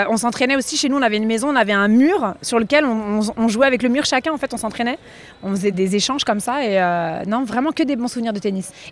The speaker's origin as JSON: {"language": "French", "town": "Lyon", "region": "Auvergne-Rhône-Alpes", "country": "France", "said": "je jouais en club euh, dans ma petite région, euh, je suis lyonnaise."}